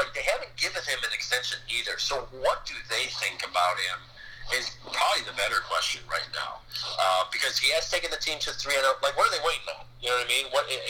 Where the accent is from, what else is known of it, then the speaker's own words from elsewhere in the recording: Chicago, Illinois, United States; my hometown team.